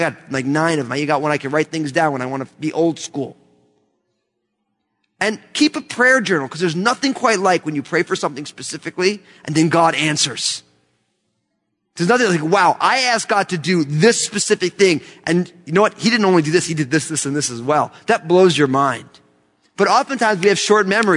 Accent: United States; I love being an American

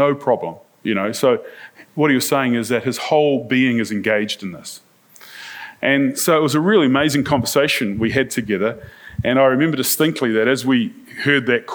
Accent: New Zealand; I'm from New Zealand. I'm a church minister

